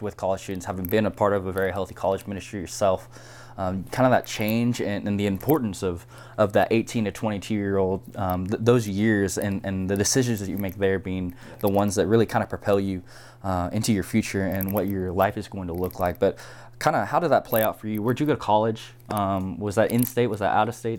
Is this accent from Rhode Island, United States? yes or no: no; Houston, Texas, United States; moved away; I'm from Houston, the bigger city